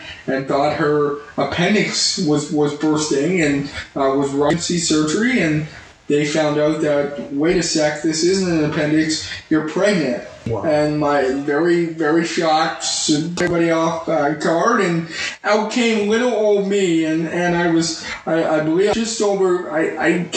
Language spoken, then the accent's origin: English; Spruce Grove, Alberta, Canada; moved away as an adult; also born or lived in Edmonton; now in California, United States; I grew up, born and raised in Edmonton, actually Spruce Grove